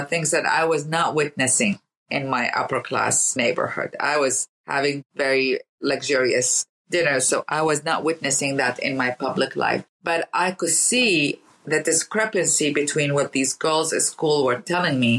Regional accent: Baghdad, Baghdad Governorate, Iraq; born or raised there; now in United States

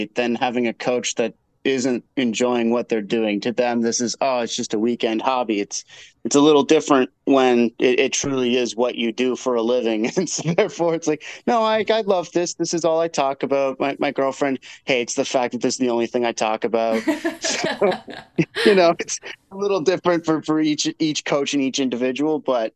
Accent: Nova Scotia, Canada; moved away; I grew up in Nova Scotia.

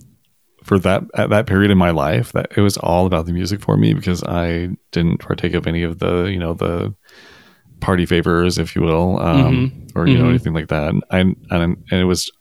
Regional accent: Tacoma, Washington, United States; moved away; I grew up in Tacoma

